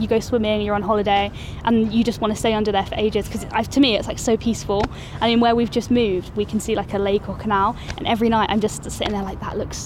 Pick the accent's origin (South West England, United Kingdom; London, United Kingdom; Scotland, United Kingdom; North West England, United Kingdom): London, United Kingdom; now in Manchester, United Kingdom; I'm actually from London, I'm from down south